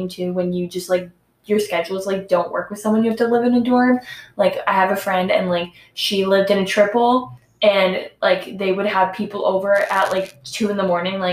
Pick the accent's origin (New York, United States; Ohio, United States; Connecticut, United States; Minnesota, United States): Connecticut, United States; we're from Connecticut